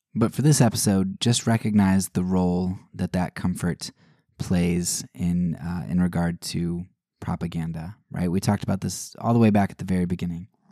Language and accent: English; United States; as an American, I'm an individualist, right? That, that's how I was raised